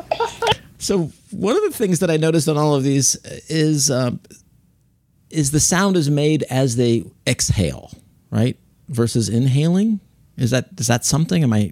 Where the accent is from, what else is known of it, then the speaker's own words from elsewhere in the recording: United States; I'm an American. I speak one language